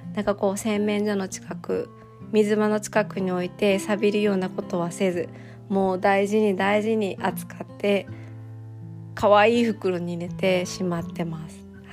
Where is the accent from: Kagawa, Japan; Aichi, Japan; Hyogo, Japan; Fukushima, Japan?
Aichi, Japan; Toyota; 地元の愛知県の豊田市